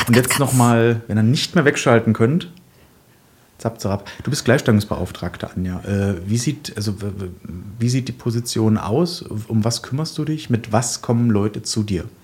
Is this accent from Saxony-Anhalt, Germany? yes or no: yes; Genthin, Saxony-Anhalt, Germany; in meiner Heimatstadt Gentinen oder Umgebung